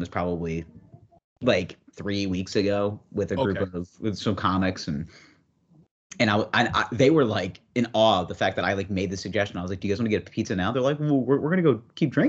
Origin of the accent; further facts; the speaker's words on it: New York, United States; now in New York City, United States; I'm from New York State